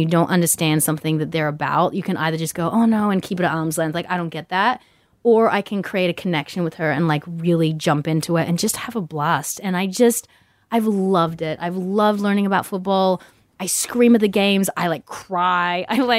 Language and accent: English; Australia; Growing up in Australia, there's tons of English people.